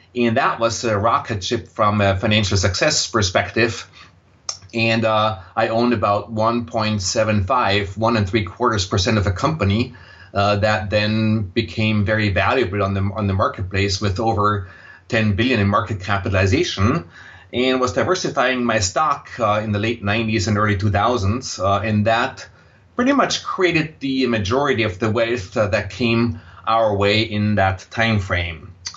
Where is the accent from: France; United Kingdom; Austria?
Austria; accent: Austrian, German; English is a second language; moved away as an adult; also born or lived in Vienna; now in United States; you will detect a slight accent in my voice, and that accent is Austrian, uh, German. So I grew up in Austria